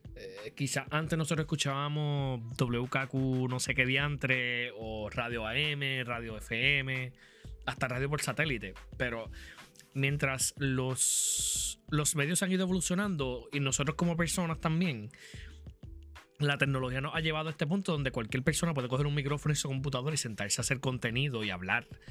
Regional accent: Arecibo, Puerto Rico; Yo soy un muchacho de Arecibo, nacido y criado en Arecibo, Puerto Rico, sigo viviendo en la misma urbanización

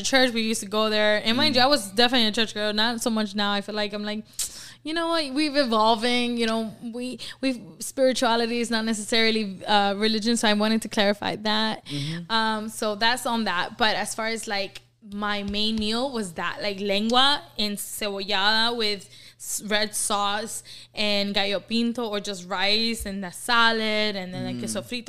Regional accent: Nicaragua; I'm from Nicaragua

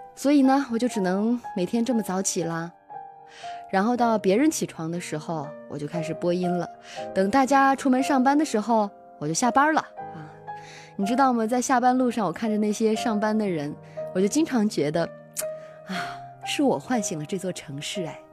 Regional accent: Xinjiang, China; now in Beijing, China; 我性格中的很多东西都是我的家乡带给我的

